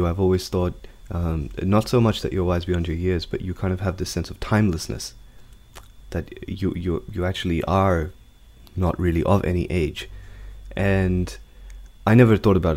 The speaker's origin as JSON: {"language": "English", "town": "Sydney", "region": "New South Wales", "country": "Australia", "tie": "born or raised there", "also_born_or_lived": "India", "said": "I was a baby. I grew up in Sydney."}